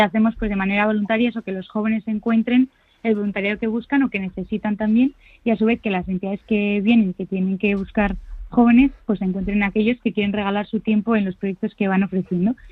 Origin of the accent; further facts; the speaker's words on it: Madrid, Community of Madrid, Spain; quienes somos de Madrid